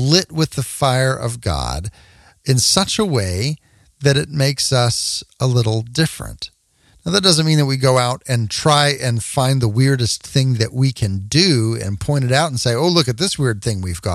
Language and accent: English; Texas, United States; I grew up in Texas